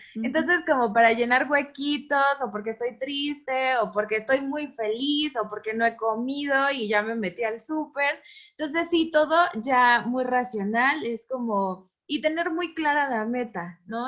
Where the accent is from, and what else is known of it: Mexico